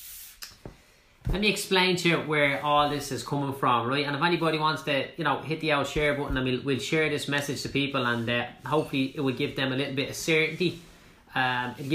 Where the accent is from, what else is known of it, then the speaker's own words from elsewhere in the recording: Clondalkin, Leinster, Ireland; I'm from Clondalkin